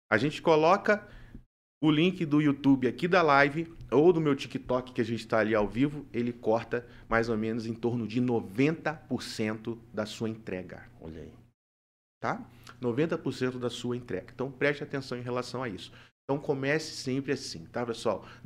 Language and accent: Portuguese; Rio de Janeiro, Brazil; moved away as an adult; now in Maringá, Brazil; sou carioca da Gema.